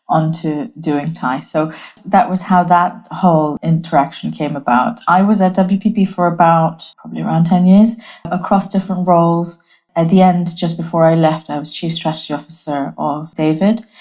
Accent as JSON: {"language": "English", "country": "Bangladesh", "also_born_or_lived": "Hong Kong", "moved": "yes", "lives_now": "United Kingdom", "said": "I'm from Bangladesh originally. I was born and raised across many different countries. I spent some of my childhood in Bangladesh, some of my childhood in Hong Kong."}